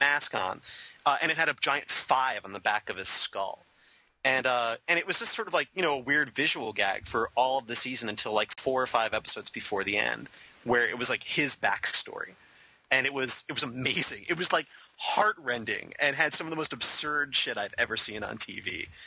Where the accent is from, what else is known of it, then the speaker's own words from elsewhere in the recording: Long Island, New York, United States; I'm from Long Island